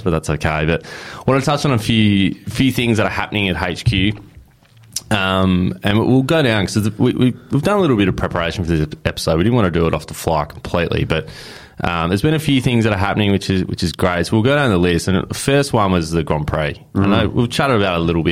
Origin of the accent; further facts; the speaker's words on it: Perth, Western Australia, Australia; now in Melbourne, Australia; I come from Perth where, you know, it rains twice a year for footy